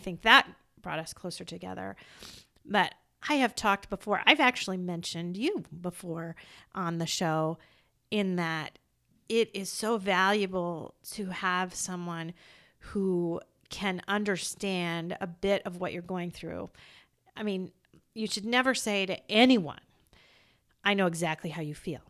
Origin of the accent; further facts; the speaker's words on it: Iowa, United States; I'm from Iowa